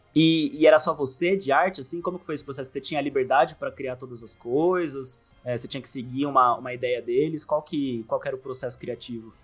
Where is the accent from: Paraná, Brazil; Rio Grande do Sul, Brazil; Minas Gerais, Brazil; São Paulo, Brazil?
São Paulo, Brazil; interior of; moved away as an adult; now in São Paulo, Brazil; eu, morava no interior de São Paulo, aqui, lá pro, onde tudo é plano.